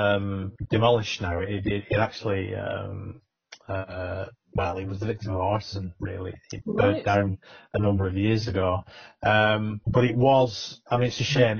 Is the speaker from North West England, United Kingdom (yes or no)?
yes; Accrington, North West England, United Kingdom; when I was growing up in Accrington